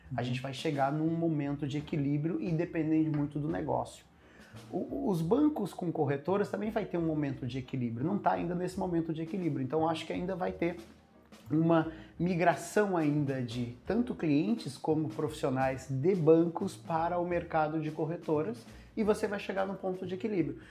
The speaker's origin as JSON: {"language": "Portuguese", "region": "interior of Goiás", "country": "Brazil", "tie": "born or raised there", "also_born_or_lived": "São Paulo", "said": "Eu nasci em São Paulo, mas fui cresci no interior de Goiás"}